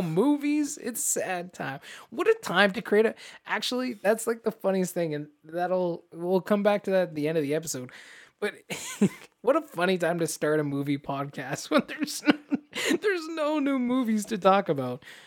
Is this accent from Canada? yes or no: yes; Canada; As Canadians